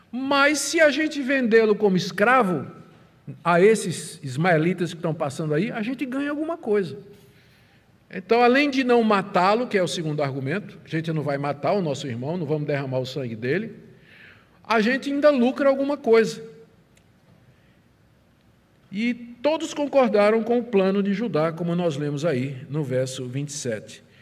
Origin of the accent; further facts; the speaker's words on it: Paraíba, Brazil; eu sou nordestino, mas eu sou mais particularmente paraibano.